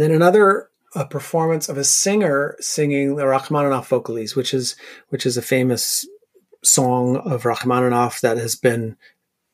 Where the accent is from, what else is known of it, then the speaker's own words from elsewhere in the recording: Sackville, New Brunswick, Canada; moved away as an adult; also born or lived in Ottawa; I grew up in Sackville, New Brunswick. So it was a small town